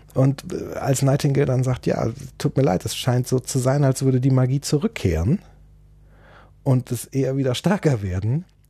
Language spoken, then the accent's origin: German; Germany; als Deutscher